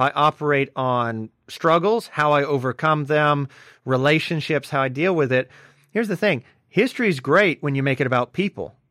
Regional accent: Deep South, United States; growing up in the Deep South

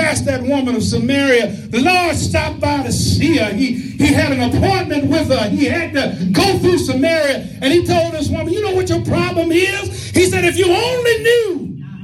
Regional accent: West Tennessee, United States; the little church I grew up in West Tennessee

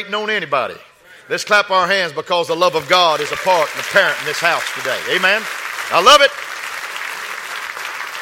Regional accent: West Texas, United States; I was raised in West Texas

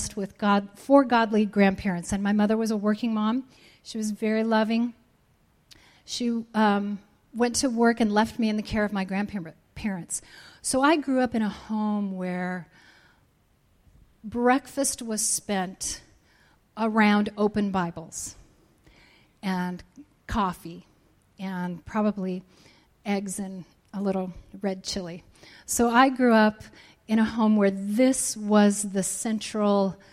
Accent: Colorado, United States; I grew up in Colorado.

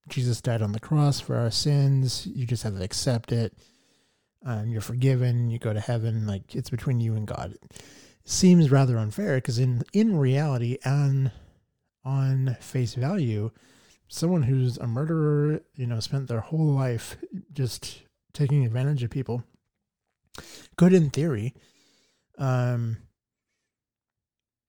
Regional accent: Boise, Idaho, United States; from Boise, Idaho. Born and raised in the Treasure Valley. Love it here.

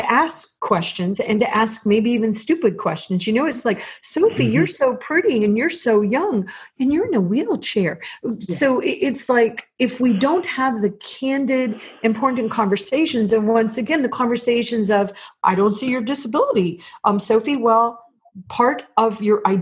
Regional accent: United States; also born or lived in Virginia; I'm white. I'm from the United States

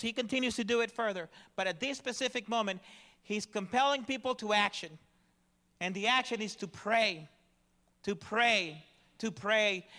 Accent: Dallas, Texas, United States; I come from the Dallas, Fort Worth area

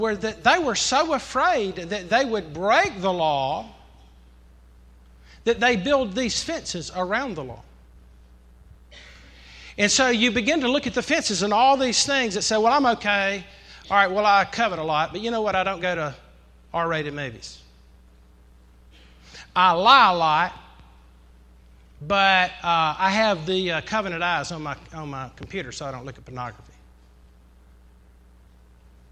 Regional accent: the South, Southern United States, United States

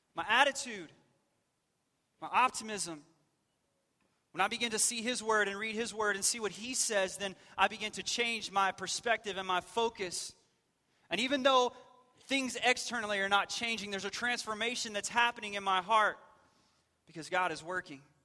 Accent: West Texas, United States; I grew up in West Texas

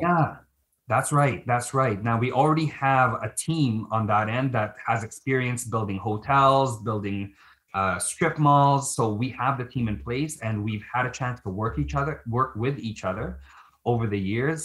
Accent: Philippines; now in Canada; I'm Filipino

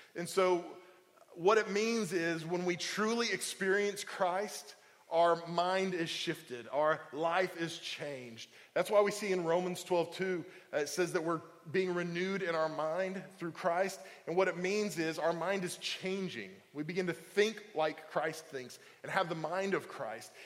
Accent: Oklahoma, United States; now in Indiana, Pennsylvania, United States; I'm from Oklahoma

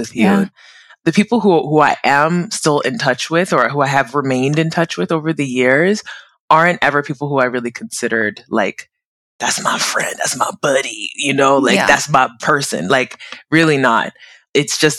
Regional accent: United States; also born or lived in South Korea / Abu Dhabi, UAE / Mexico / Portugal; I'm originally Nigerian American, born and bred in the US, but I'm currently in California, where my family home is

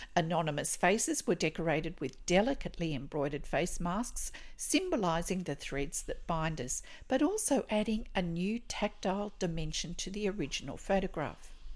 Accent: Australia; I'm an Australian textile artist

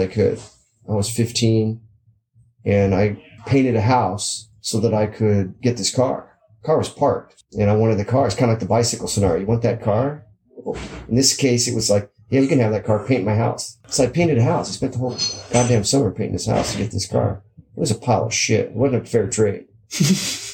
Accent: Southern California, United States; I grew up here in SoCal

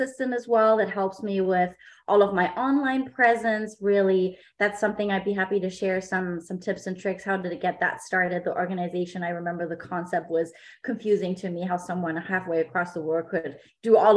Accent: Germany; English is a second language; now in San Diego, United States; I am a native of Germany. I was born in Germany

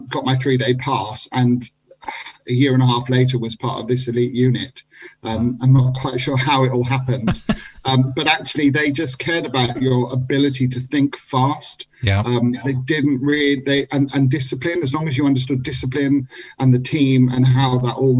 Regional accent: England, United Kingdom; moved away as an adult; also born or lived in Israel; I'd lived most of my life in England

